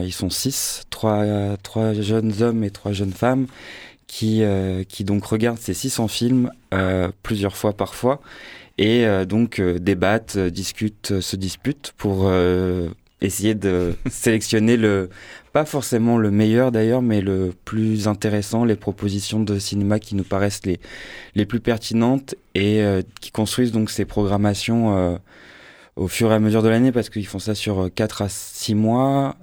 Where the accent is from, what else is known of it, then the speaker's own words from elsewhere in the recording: Marseille, Provence-Alpes-Côte d'Azur, France; je suis marseillais de naissance et de cœur et de sang